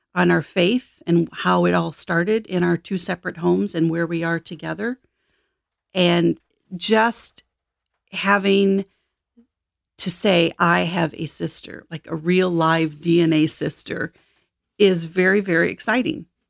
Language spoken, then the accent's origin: English; Michigan, United States; also born or lived in Detroit; I ended up adopted when I was eight as a single child in a farming town in Michigan, and had a great childhood